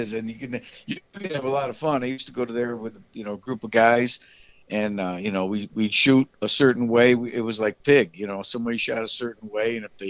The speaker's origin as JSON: {"language": "English", "region": "New York", "country": "United States", "tie": "born or raised there", "moved": "yes", "lives_now": "Texas, United States", "said": "up in my home state of New York"}